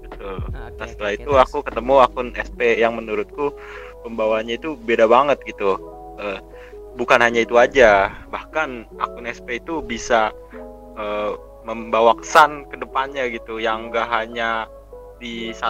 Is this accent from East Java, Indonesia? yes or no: no; Jakarta, Indonesia; asalku dari Jakarta